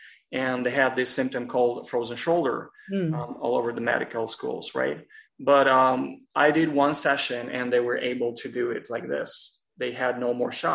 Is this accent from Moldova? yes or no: yes; Moldova; now in Los Angeles, United States; I'm originally from Republic of Moldova, but it's pretty much the neighbor of Romania.